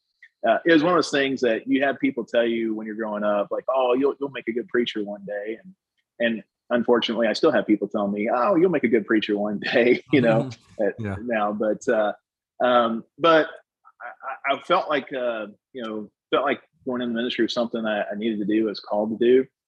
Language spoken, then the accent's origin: English; Bedford, Indiana, United States; Indiana's home, you know, because I was born in Indiana, born in Bedford, Indiana, at Dunn Memorial Hospital, where Larry Bird was also born.